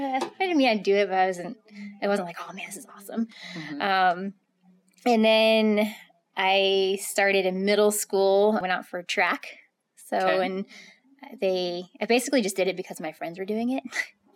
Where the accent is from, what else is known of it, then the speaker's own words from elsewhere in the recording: Front Royal, Virginia, United States; So I'm from Virginia. So Virginia Happy Trails Running Club was a big thing in our area. I lived in Front Royal. My parents are still there. So base of the Shenandoah Mountain